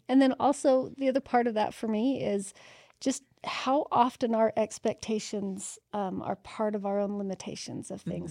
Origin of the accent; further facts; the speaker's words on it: Utah, United States; I was born and raised in Utah